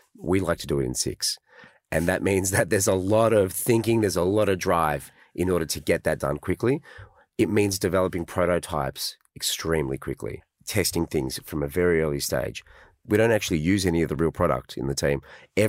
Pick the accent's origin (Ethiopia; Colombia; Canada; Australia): Australia; we're Aussie, you know, and Aussies are a mixed bag of internationals